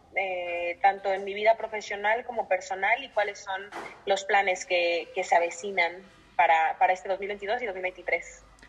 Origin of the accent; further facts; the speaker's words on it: Mexico; moved away as an adult; now in Madrid, Spain; soy violinista, soy mexicana y actualmente me encuentro en Madrid, en España